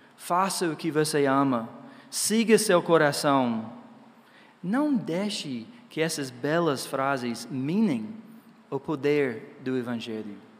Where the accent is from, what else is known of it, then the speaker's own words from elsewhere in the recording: Georgia, United States; Portuguese is a second language; moved away; Eu sou dos Estados Unidos, né, no Georgia